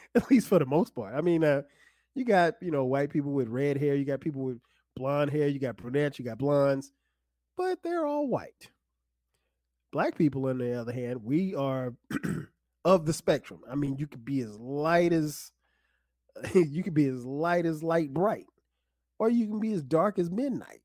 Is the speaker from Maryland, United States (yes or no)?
no; South Carolina, United States; growing up in South Carolina